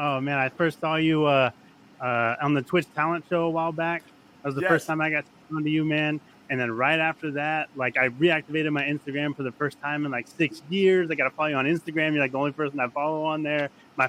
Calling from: Jacksonville, Florida, United States; Yeah, I'm actually in Jacksonville, Florida. I just finished up work today.

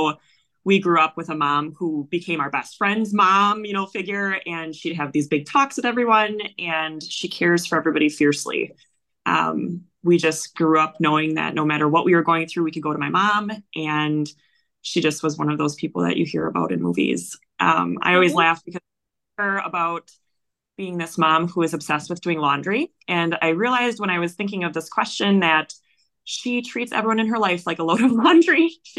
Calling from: Wisconsin, United States; I am actually in Wisconsin, the United States.

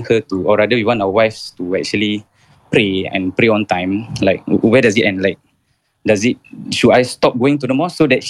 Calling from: Jurong, Singapore; Saya daripada Jurong, bang.

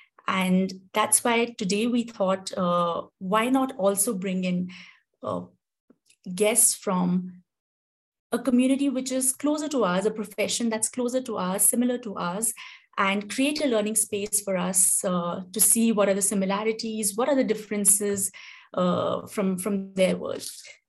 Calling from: India; So I'm joining in from India, and as you all are joining in, it'll be lovely to know where you're coming in from.

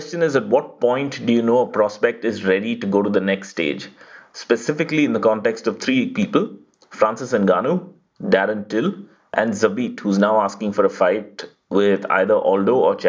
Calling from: Mumbai, Maharashtra, India; I'm calling from Mumbai, India.

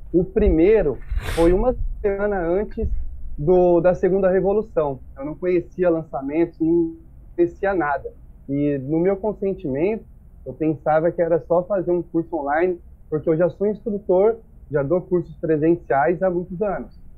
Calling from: São José do Rio Preto, São Paulo, Brazil; Bom, eu sou aqui de São José do Rio Preto, São Paulo, interior

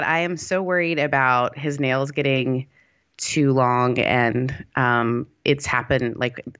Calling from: Costa Mesa, California, United States; Costa Mesa

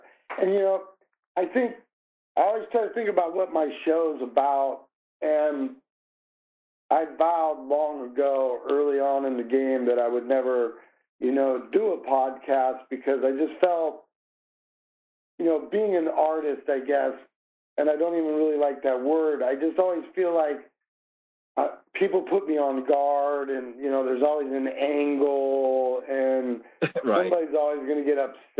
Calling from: Des Moines, Iowa, United States; I'm calling you from Des Moines, Iowa.

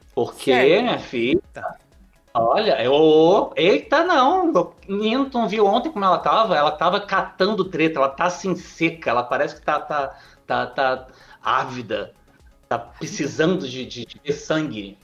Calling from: Rio de Janeiro, Brazil; Falo do Rio de Janeiro.

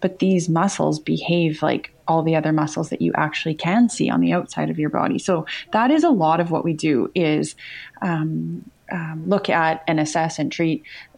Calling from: British Columbia, Canada; I am in British Columbia, Canada.

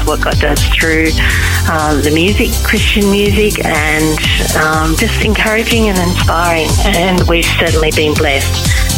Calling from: New South Wales, Australia; G'day from Australia. This is … and …. We're calling from Central West, New South Wales.

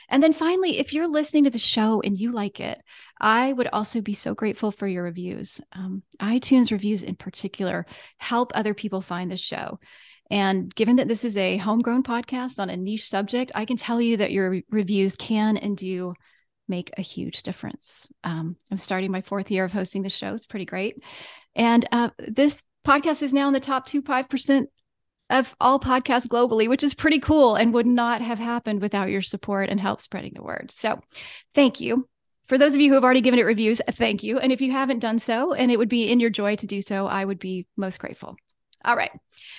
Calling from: Virginia, United States; I am …. I'm joining you from Central Virginia and the unceded lands of the Monacan Nation.

